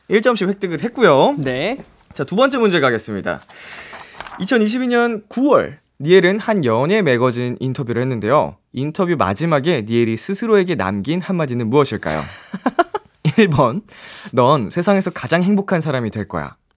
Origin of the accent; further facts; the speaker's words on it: South Korea; 저는 대한민국 사람